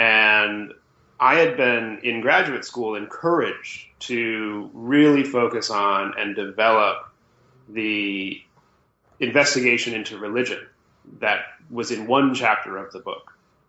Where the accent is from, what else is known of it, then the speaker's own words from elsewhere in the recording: Illinois, United States; Well, I'm a Midwesterner being raised, I suppose. I grew up outside Chicago